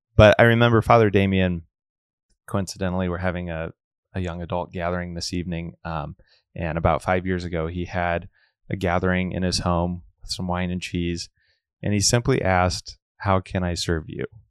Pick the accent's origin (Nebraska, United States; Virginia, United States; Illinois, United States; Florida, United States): Nebraska, United States; Omaha; born and raised in Omaha, and I grew up in Our Lady of Wards